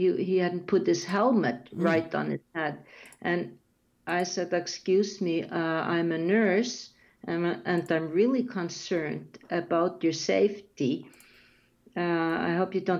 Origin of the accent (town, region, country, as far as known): Iceland; first language Icelandic; English is a second language